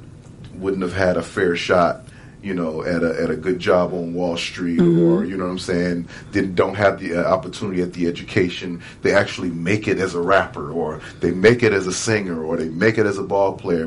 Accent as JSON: {"language": "English", "town": "Milwaukee", "region": "Wisconsin", "country": "United States", "said": "I'm originally from Milwaukee"}